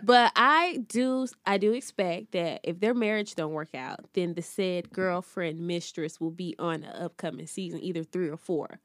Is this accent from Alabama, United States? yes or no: yes; Birmingham, Alabama, United States; Huntsville is not my hometown, Birmingham is